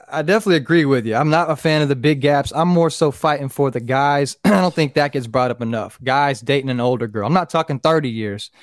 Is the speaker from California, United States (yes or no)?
no; Fort Pierce, Florida, United States; born or raised there